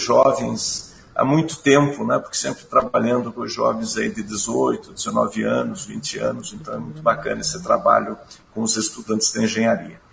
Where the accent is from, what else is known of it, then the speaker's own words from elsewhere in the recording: Curitiba, Paraná, Brazil; Eu nasci em Curitiba, né? Nasci em Curitiba, estudei sempre em Curitiba